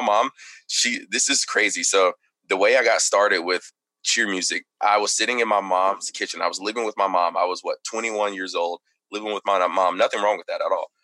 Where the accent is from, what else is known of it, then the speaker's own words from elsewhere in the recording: Texarkana, Texas, United States; also born or lived in Plano, Texas; I was born in Texarkana, Texas